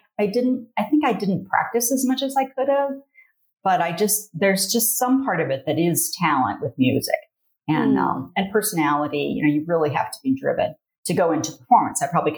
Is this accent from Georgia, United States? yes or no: no; Licking County, Ohio, United States; also born or lived in Taos, New Mexico; I grew up in Licking County. So yeah, it's in Ohio. It's probably 45 minutes northeast of Columbus. I grew up on a farm